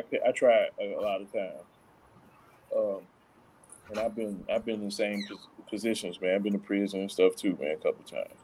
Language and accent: English; Chicago, Illinois, United States; I'm from Chicago, the west side of Chicago